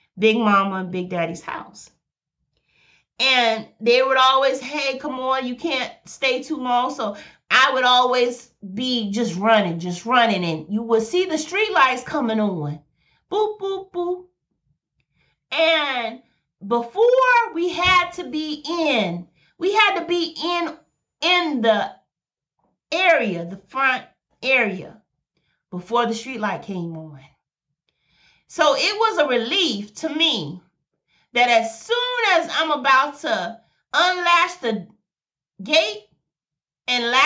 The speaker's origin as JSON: {"language": "English", "town": "Birmingham", "region": "Alabama", "country": "United States", "tie": "born or raised there", "said": "I'm from Birmingham, Alabama"}